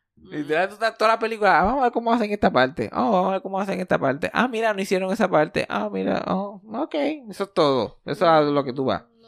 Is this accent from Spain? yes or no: no; Puerto Rico; soy más puertorriqueño de lo que soy